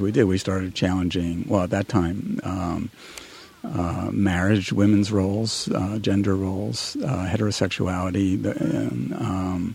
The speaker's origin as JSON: {"language": "English", "region": "New York", "country": "United States", "tie": "born or raised there", "also_born_or_lived": "Washington, D.C. / Ohio", "moved": "as an adult", "lives_now": "California, United States", "said": "I grew up in New York"}